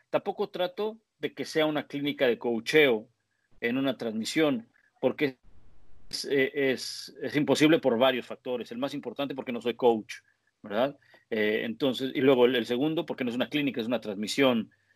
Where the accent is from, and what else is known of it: Mexico; now in New England, United States